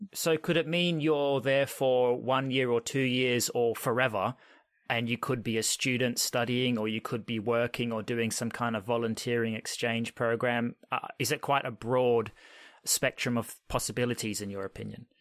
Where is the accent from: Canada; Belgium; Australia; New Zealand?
Australia; now in United Kingdom; I'm Australian. I'm originally from Australia, but now I'm an expat, if you want to call it that, and I'm living in the U K.